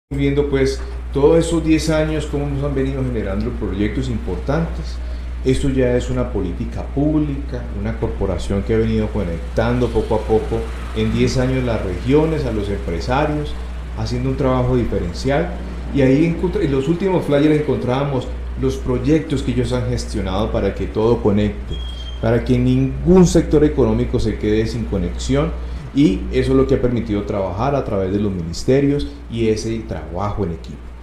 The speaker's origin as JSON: {"language": "Spanish", "country": "Colombia", "said": "como colombiano"}